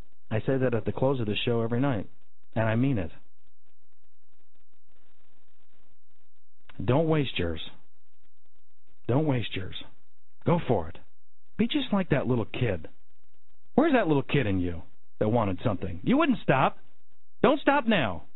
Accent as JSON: {"language": "English", "town": "Denver", "region": "Colorado", "country": "United States", "tie": "born or raised there", "said": "I grew up in Denver, Colorado."}